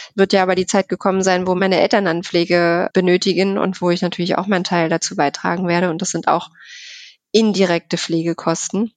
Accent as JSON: {"language": "German", "region": "Berlin", "country": "Germany", "tie": "born or raised there", "said": "Ich bin in Berlin geboren tatsächlich"}